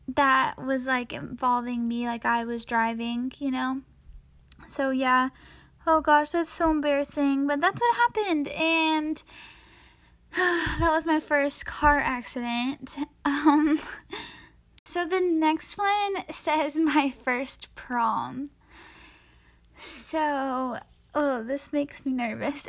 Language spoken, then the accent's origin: English; East Tennessee, United States; I'm from East Tennessee